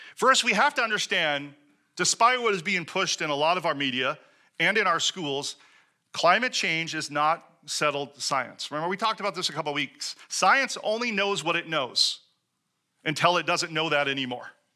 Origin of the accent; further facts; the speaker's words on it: Seattle, Washington, United States; moved away; I come from Seattle, where we recycled literally everything